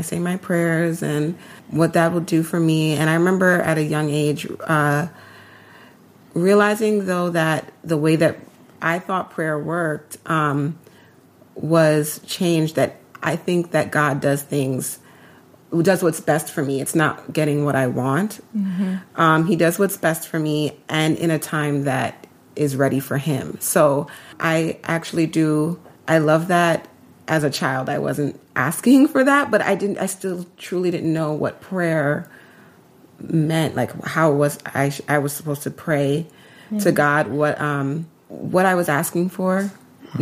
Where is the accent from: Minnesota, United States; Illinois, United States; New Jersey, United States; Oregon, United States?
New Jersey, United States; Montclair; moved away as an adult; We grew up on the East Coast in New Jersey, Montclair, New Jersey